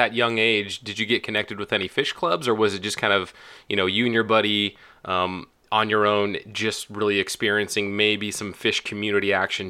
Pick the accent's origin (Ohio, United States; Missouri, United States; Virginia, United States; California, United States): California, United States; I'm being from California